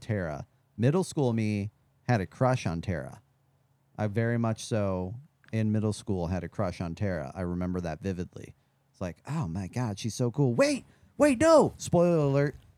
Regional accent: Midwest, United States; I grew up in the Midwest

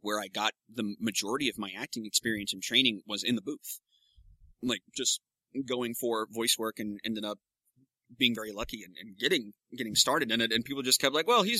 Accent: Clifton, Texas, United States; moved away; I was raised in the community theater that we had in Clifton

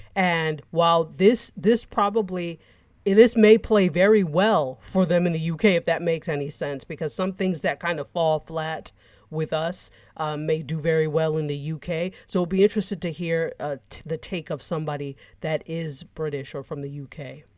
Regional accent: United States; I was born in the States

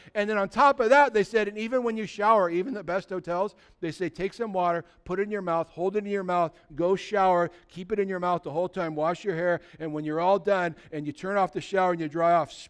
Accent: California, United States; I remember when we were kids, we grew up in California, and we used to, as teenagers, drive across the border to go surf in Mexico.

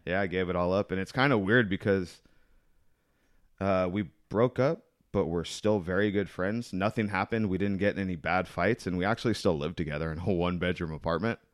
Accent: El Cajon, California, United States; I was born out here in El Cajon

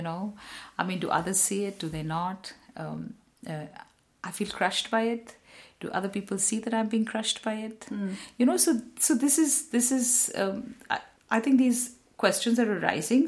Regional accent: India; I'm also Indian.

